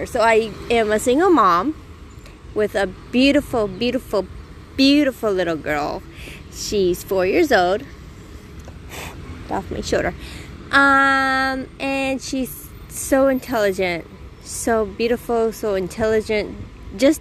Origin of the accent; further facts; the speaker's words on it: United States; now in Israel; I grew up in the United States.